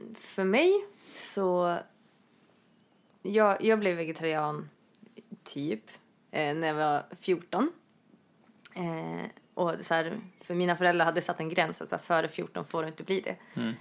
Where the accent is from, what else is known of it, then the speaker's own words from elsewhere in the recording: Norrland, Sweden; Jag är norrlänning